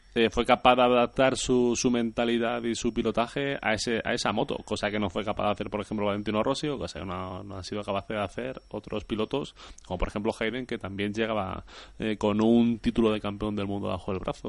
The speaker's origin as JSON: {"language": "Spanish", "country": "Spain", "said": "nosotros como españoles"}